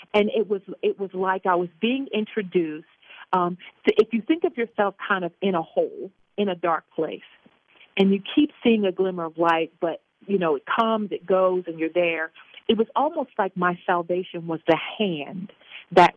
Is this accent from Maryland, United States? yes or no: yes; Baltimore, Maryland, United States; moved away; also born or lived in Virginia; I was born and raised in Baltimore. And we moved from Baltimore because things became very violent in that area at the time, early 70s. And so we moved to Virginia